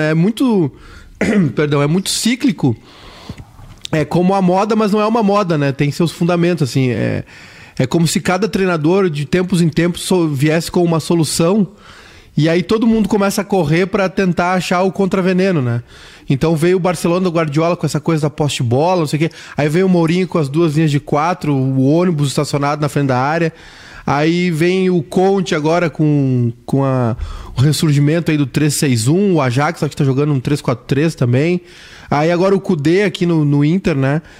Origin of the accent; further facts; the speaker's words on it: Porto Alegre, Rio Grande do Sul, Brazil; eu sou daqui, eu sou de Porto Alegre.